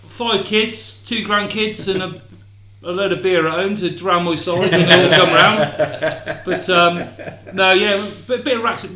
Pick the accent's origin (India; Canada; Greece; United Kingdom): United Kingdom; Oxford, South East England; I came from Barton.